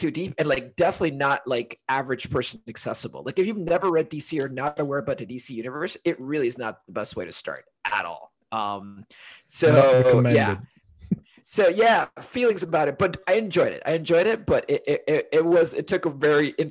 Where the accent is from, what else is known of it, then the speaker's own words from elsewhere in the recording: Honduras; also born or lived in London, United Kingdom; now in Portland, United States; I'm originally from Honduras